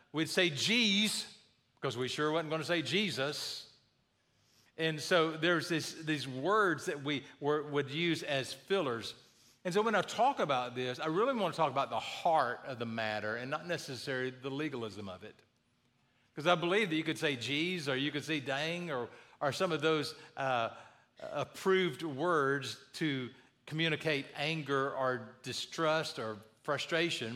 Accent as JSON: {"language": "English", "region": "the South", "country": "United States", "tie": "born or raised there", "said": "I grew up in the South"}